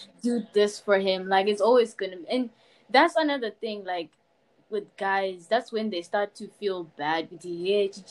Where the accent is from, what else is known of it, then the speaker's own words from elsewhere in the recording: Zimbabwe; Zim people, we know how to take a punch